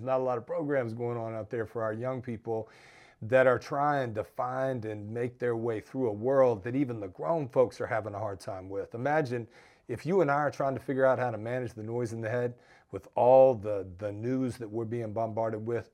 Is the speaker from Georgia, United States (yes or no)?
yes; Georgia, United States; my home state of Georgia